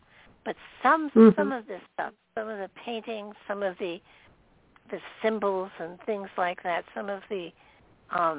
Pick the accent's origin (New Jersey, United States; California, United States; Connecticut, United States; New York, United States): New York, United States; moved away; I didn't grow up in the city, but I was born in New York and very close to the city most of the time I lived there